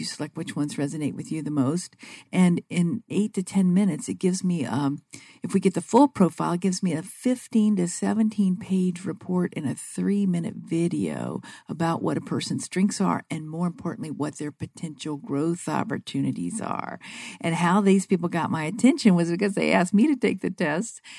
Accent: Vicksburg, Mississippi, United States; now in Phoenix, United States; I grew up in Vicksburg, Mississippi, but I'm Phoenix based now

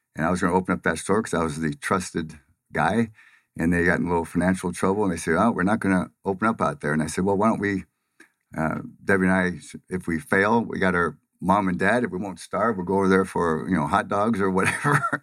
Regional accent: Pomona, California, United States; moved away as an adult; now in Phoenix, United States; from Pomona, California, which is, uh, a, well, saying it's a lower middle class, uh, area is giving it a lot of credit

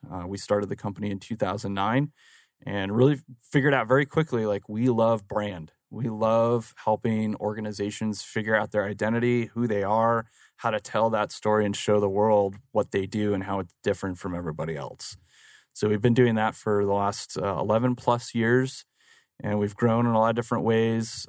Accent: Phoenix, Arizona, United States; I actually grew up right here in Phoenix, uh, born and raised in Phoenix

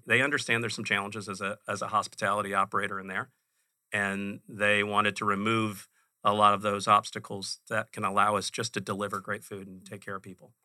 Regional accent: Chicago, Illinois, United States; now in Phoenix, United States; I grew up in Chicago.

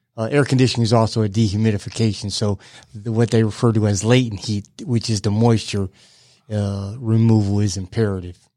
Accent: Bridgeport, Connecticut, United States; moved away as an adult; now in Georgia, United States; I'm from Connecticut

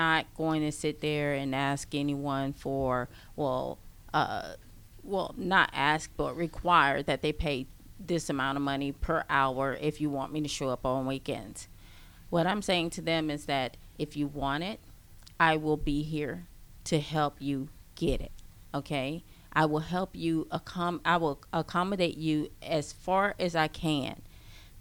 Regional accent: the South, United States; I'm from the South.

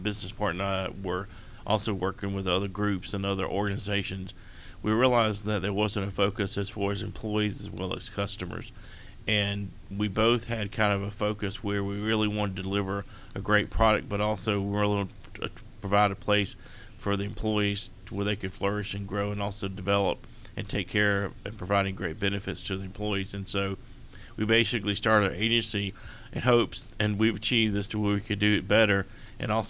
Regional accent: South Carolina, United States; also born or lived in Mullins, South Carolina / Hartsville, South Carolina; one of my dad's churches was in Hartsville, South Carolina

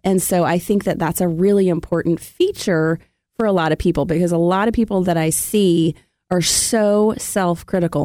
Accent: Memphis, Tennessee, United States; now in Atlanta, United States; I'm from Memphis

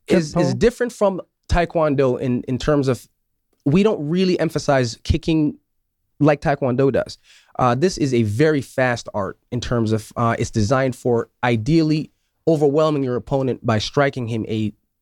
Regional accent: Syracuse, New York, United States; I grew up in Syracuse.

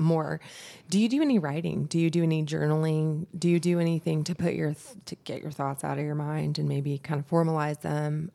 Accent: Brooks, Georgia, United States; I'm from Brooks, Georgia. I'm a country girl myself

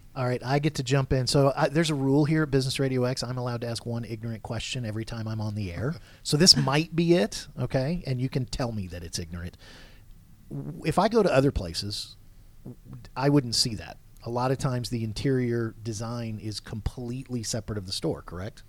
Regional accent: Georgia, United States; accent: Southern; I'm from Georgia, but my family's okay. all from up north

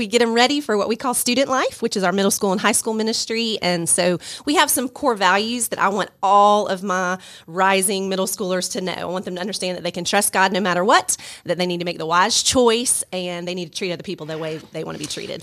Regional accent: Stone Mountain, Georgia, United States; moved away as an adult; now in Rome, Georgia, United States; I grew up in the Stone Mountain, went to Tucker High School.

